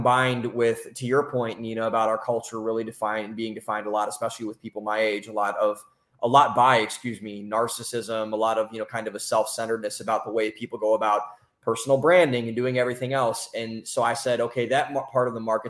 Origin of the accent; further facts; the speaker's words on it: Cleveland, Ohio, United States; moved away as an adult; also born or lived in Columbus, Ohio / Boston, Massachusetts; now in Austin, United States; I'm from Cleveland, Ohio. Originally, I went to school in Columbus, Ohio